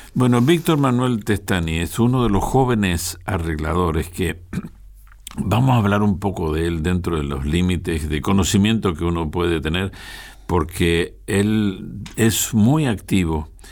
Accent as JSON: {"language": "Spanish", "country": "Argentina"}